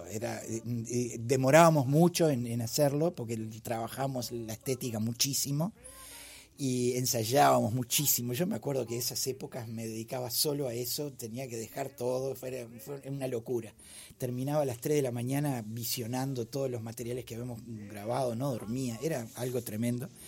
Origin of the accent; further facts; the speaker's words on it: Uruguay; Disculpe, señor Speaker, yo también soy un mortal uruguayo y dejo todo para último momento.